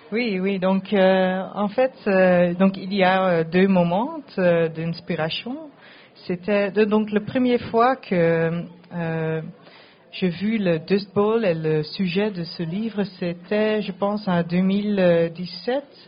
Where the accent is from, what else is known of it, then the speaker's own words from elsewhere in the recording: Netherlands; French is a second language; je parle français, mais je viens de Pays-Bas